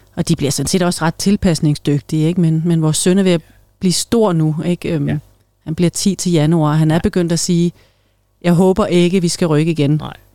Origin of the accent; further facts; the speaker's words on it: Greenland; moved away as an adult; also born or lived in Denmark (born); now in Solrød, Denmark; hele min barndom og ungdom var jo i Grønland